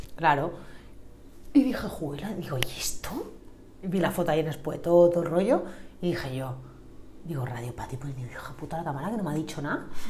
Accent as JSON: {"language": "Spanish", "town": "Sant Antoni de Portmany", "region": "Balearic Islands", "country": "Spain", "tie": "born or raised there", "said": "me he criado en San Antonio"}